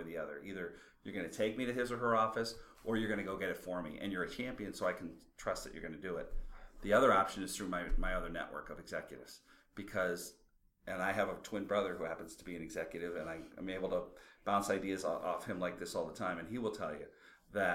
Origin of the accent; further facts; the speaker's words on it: Midwest, United States; I'm from the Midwest